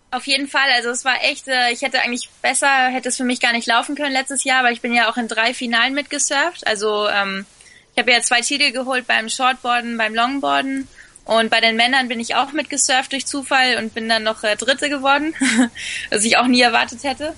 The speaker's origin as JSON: {"language": "German", "area": "Fuerteventura", "region": "Canary Islands", "country": "Spain", "tie": "born or raised there", "also_born_or_lived": "Sylt, Germany", "said": "ich bin auf Sylt geboren, wobei meine Eltern mich schon mit nach Fuerteventura quasi entführt haben, wo ich zwei Wochen alt war. Und ich bin dann auch da zur Schule gegangen. Also ich bin, äh, schon in Spanien eher dann aufgewachsen"}